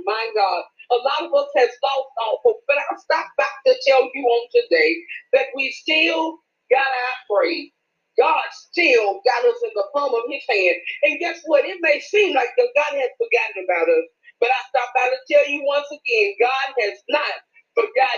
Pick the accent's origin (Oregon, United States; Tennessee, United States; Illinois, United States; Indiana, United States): Tennessee, United States; Memphis; I'm from Memphis, Tennessee